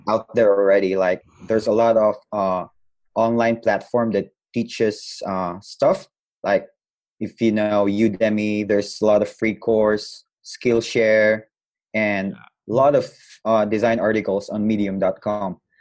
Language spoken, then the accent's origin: English; Butuan, Caraga, Philippines; I'm from Butuan City, Philippines